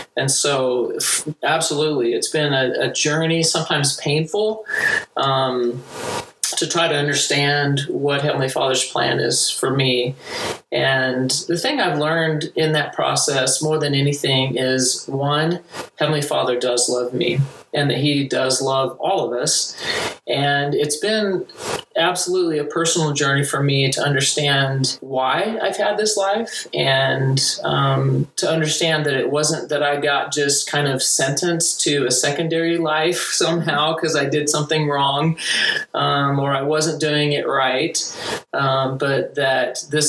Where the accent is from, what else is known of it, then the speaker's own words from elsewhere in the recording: Duncanville, Texas, United States; now in Provo, United States; I'm from Duncanville, Texas. It's a suburb of Dallas